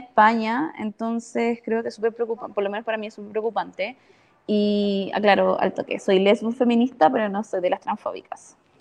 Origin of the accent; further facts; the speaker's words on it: Iquique, Tarapacá, Chile; moved away as an adult; now in Santiago, Chile; yo soy del norte, de Iquique. Eh, crecí toda mi vida ahí